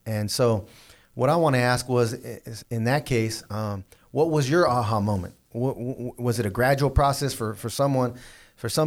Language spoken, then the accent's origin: English; Southern California, United States; I was from Southern California